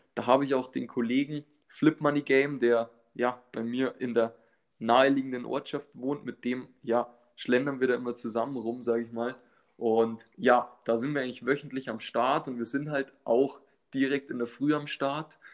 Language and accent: German; north of Munich, Bavaria, Germany; ich komme aus dem Norden von München